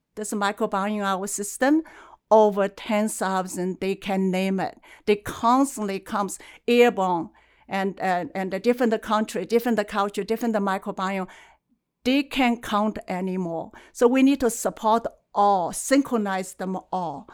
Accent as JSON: {"language": "English", "country": "China", "tie": "born or raised there", "moved": "yes", "lives_now": "Calgary, Canada", "said": "I was born in China, and uh, my mother's family they have a, a, traditional as a herbalist, and acupuncture, and also you know drink the herbs every day. So in a way, as I grew up, I smells herb day and night"}